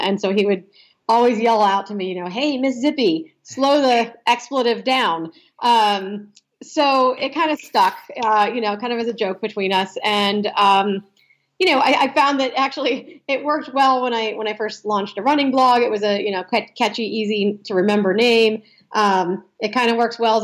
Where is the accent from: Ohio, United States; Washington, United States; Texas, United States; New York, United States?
Ohio, United States; moved away as an adult; also born or lived in Philadelphia area; I grew up in Ohio